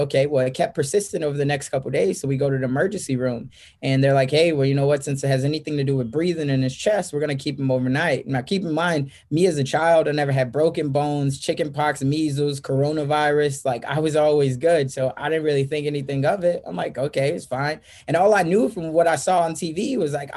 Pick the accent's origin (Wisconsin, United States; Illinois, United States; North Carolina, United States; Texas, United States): Illinois, United States; Chicago; moved away as an adult; now in Omaha, United States; I'm originally from Chicago, South Side. I'm an inner city kid, raised by a single mom